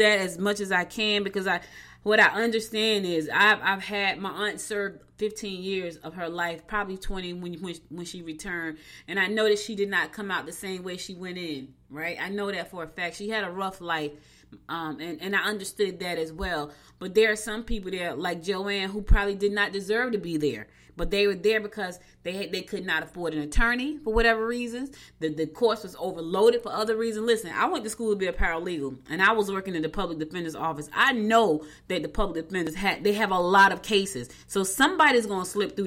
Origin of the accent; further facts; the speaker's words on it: Newark, New Jersey, United States; also born or lived in Albany, Georgia; now in Georgia, United States; I was born in Albany, Georgia, but I was raised in Newark, and I've been back in Georgia for 7 years.